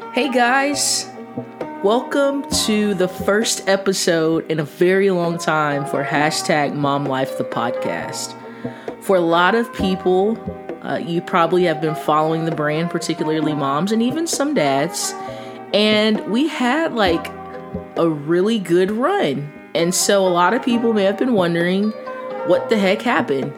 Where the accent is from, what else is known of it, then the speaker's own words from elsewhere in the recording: Texas, United States; now in Atlanta, United States; I'm originally from Texas, but I lived in Atlanta, um, North Atlanta, you know, about fourteen years of my life